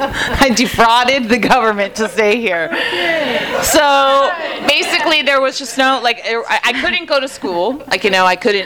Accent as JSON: {"language": "English", "country": "Canada", "moved": "as an adult", "lives_now": "United States", "said": "I'm also an immigrant. I'm from Canada."}